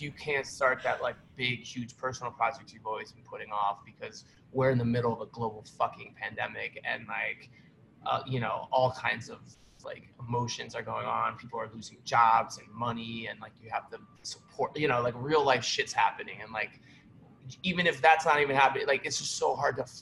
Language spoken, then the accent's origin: English; Cleveland, Ohio, United States; moved away as an adult; now in New York, United States; Cleveland, Ohio, born and raised